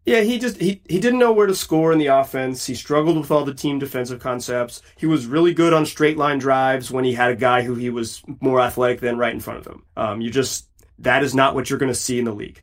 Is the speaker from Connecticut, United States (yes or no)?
no; Chapel Hill, North Carolina, United States; I, am a Carolina guy. I grew up in Chapel Hill